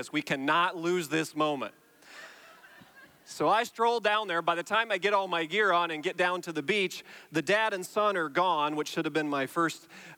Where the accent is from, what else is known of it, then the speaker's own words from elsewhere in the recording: Iowa, United States; now in Indiana, United States; I grew up in Iowa, and then I moved to Indiana